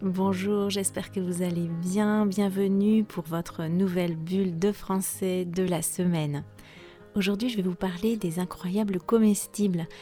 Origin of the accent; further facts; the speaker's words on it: France; je suis française